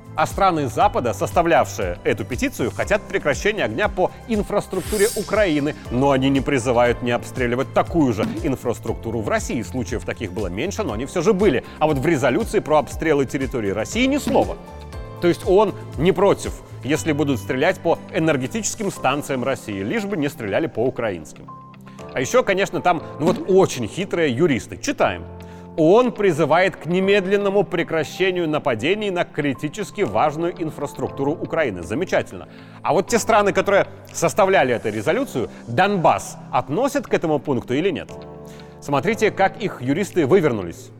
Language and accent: Russian; Belarus